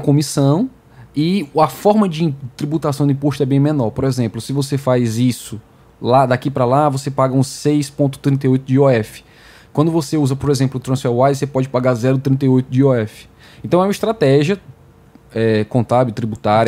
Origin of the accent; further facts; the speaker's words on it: Fortaleza, Ceará, Brazil; mesmo que eu e você tenhamos nascido aqui no Brasil. Uhum. Eu em Fortaleza